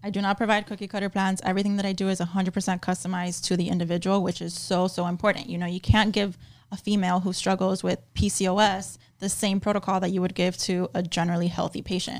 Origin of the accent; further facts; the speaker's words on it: Miami, Florida, United States; born and raised in Miami, Florida